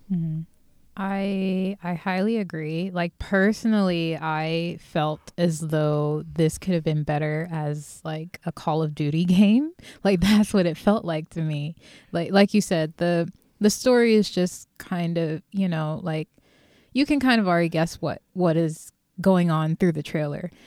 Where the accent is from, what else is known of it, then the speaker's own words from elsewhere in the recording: Philadelphia, Pennsylvania, United States; from my hometown, Philly